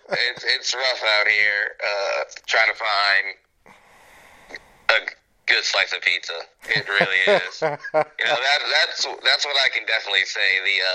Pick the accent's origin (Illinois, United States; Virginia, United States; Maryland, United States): Virginia, United States; moved away as an adult; also born or lived in Brooklyn, New York; now in Wisconsin, United States; The first half of my childhood I spent in New York, then my family moved to Virginia, and about 5 years ago I just decided to pick up my stuff and move somewhere I had never been, and Wisconsin was a choice.